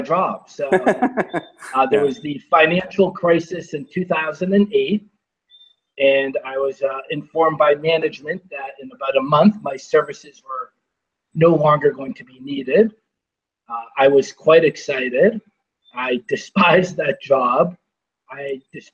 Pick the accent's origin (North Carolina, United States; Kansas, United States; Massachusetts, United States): Massachusetts, United States; Boston; I grew up in Boston